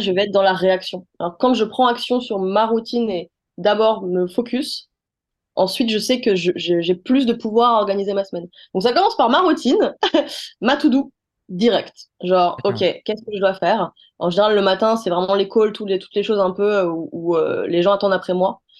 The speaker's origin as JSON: {"language": "French", "town": "Les Mureaux", "region": "Île-de-France", "country": "France", "also_born_or_lived": "Paris", "said": "Je viens des Mureaux"}